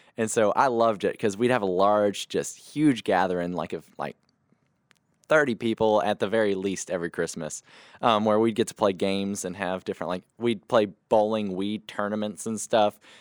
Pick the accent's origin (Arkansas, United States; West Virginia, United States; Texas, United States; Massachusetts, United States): Texas, United States; Mauriceville; I grew up in Mauriceville, Texas